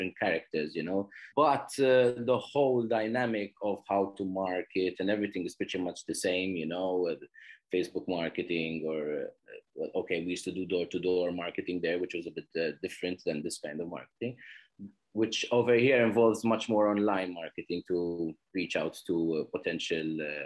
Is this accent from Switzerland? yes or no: no; Malta; I am from Malta. I'm currently in Malta, actually, at the moment. I've lived here all my life, pretty much, I would say